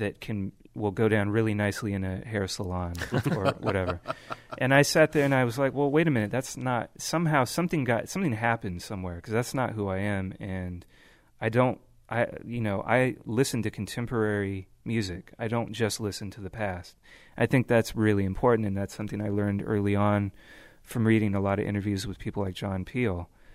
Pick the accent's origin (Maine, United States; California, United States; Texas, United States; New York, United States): California, United States; growing up in the Bay Area, driving around, everybody's really excited about the hyphy movement